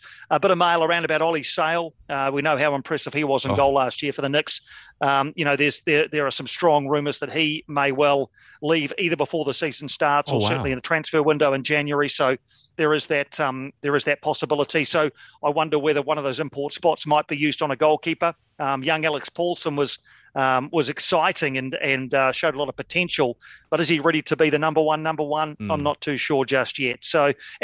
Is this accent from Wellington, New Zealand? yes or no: yes; Wellington, New Zealand; my hometown of Wellington